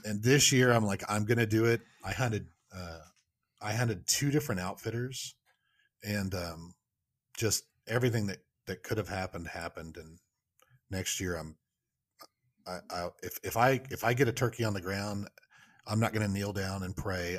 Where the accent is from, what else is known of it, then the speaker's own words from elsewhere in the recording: Oklahoma, United States; moved away as an adult; also born or lived in Michigan; now in Kansas City, United States; I'm originally from Oklahoma